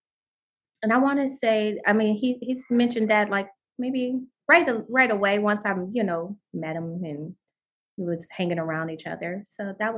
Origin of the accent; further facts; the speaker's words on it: Pontiac, Michigan, United States; I'm from Pontiac, Michigan, born and raised.